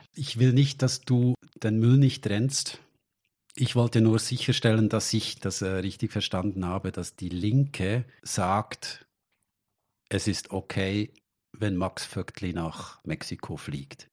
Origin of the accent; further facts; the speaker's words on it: Switzerland; für uns als Schweizer